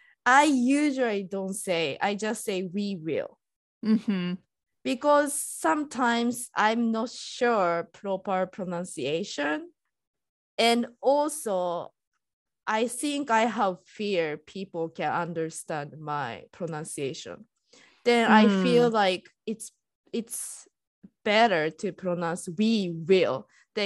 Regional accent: Japan; English is a second language; now in United States; I'm Japanese and I'm living in US.

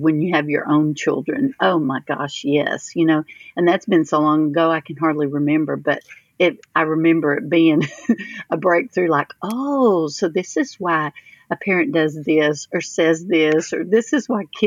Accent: Cameron, Texas, United States; The town that I grew up here in Cameron is not, it's maybe 50 minutes from College Station.

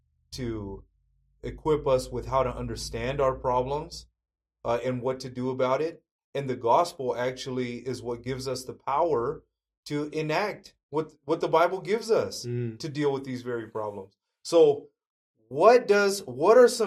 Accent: Fresno County, California, United States; the town that I grew up in Fresno County, California, my town is about 80% Mexican

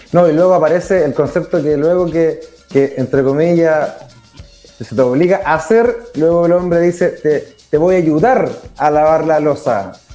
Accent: Chillán, Ñuble, Chile; soy de Chillán

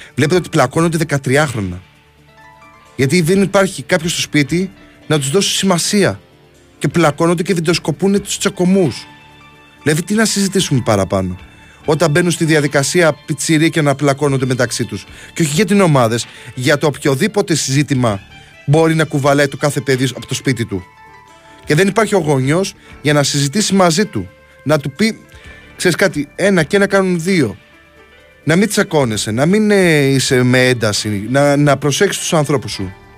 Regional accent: Crete, Greece; δεν είμαι από την Πελοπόννησο, είμαι κριτικό

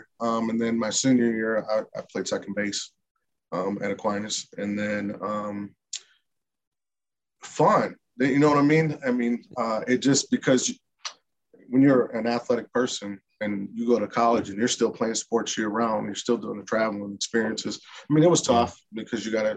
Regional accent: Paw Paw, Michigan, United States; moved away as an adult; also born or lived in Grand Rapids, Michigan; I'm from a small town, just about 15 minutes west of Kalamazoo, called Pawpaw, Michigan. Okay. Born and raised there

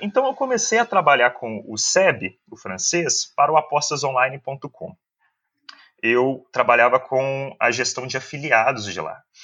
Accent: Belo Horizonte, Minas Gerais, Brazil; sou de Belo Horizonte

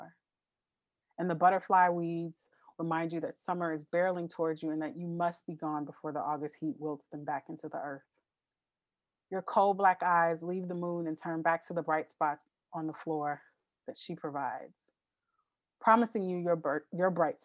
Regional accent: Los Angeles, California, United States; the street that I grew up on in Los Angeles

